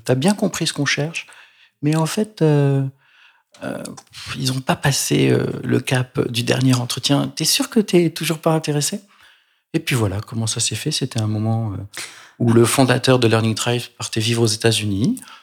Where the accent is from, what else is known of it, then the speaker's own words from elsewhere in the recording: Provence-Alpes-Côte d'Azur, France; Je suis provençal, comme mon nom l'indique peut-être